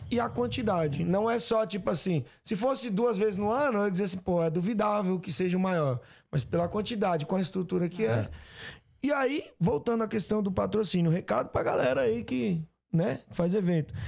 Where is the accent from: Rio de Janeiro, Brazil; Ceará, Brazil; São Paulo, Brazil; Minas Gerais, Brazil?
Ceará, Brazil; eu sou do Ceará